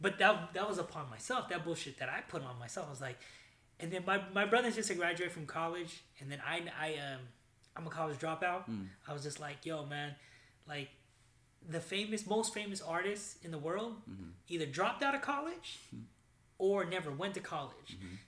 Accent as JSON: {"language": "English", "town": "Sacramento", "region": "California", "country": "United States", "tie": "born or raised there", "said": "But I grew up actually in South Sac. I grew up off of, I don't know if you know, Back Road Power Inn."}